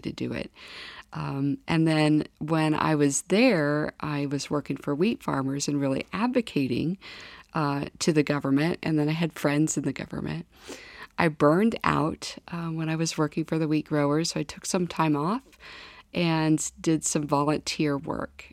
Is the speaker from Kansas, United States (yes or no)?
yes; Kansas, United States; moved away as an adult; also born or lived in Washington, D.C.; now in North Dakota, United States; lots of cold uh, winters growing up in Kansas